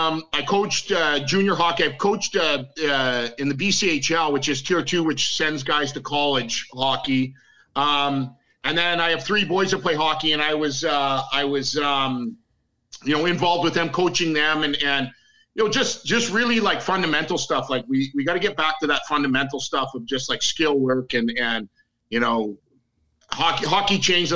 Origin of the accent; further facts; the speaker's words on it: Indiana, United States; I was born in Indiana and my dad's Canadian, so I have dual citizenship.